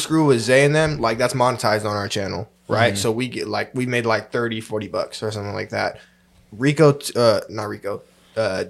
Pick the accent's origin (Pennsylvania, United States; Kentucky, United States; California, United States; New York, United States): California, United States; San Jose; I was from San Jose